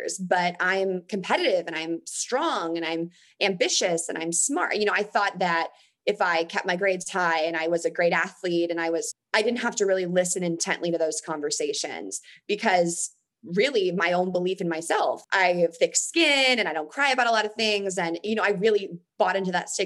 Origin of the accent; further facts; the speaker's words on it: near Stanford, California, United States; I grew up near Stanford